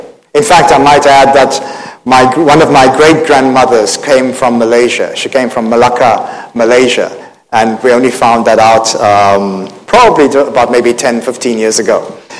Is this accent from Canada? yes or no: no; Cape Town, Western Cape, South Africa; born there; moved away; also born or lived in Thailand; I was born in Cape Town. We came to Asia in 1984 and lived for about maybe 22 years in Thailand.